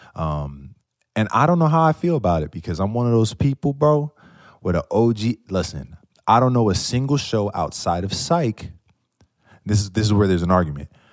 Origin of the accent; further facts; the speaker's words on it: New York, United States; I'm from New York